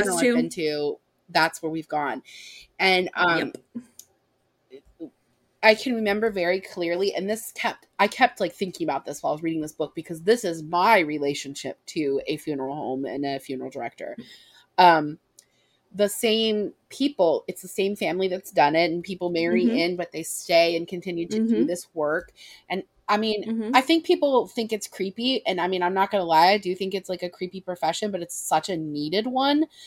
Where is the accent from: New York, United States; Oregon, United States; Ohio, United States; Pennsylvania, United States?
Ohio, United States; grew up in a small town. We're from Ohio